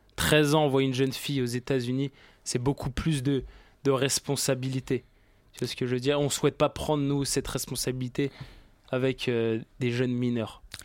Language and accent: French; Paris, Île-de-France, France; Je suis euh, d'origine parisienne, j'ai grandi ici, j'ai. Voilà quoi, je suis de Paris.